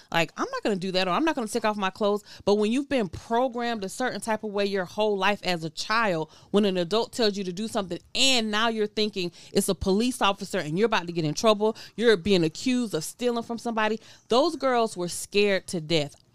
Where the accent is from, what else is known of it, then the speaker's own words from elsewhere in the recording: near Statesboro, Georgia, United States; Statesboro is mm-hmm. not far from my hometown mm-hmm. where I'm from.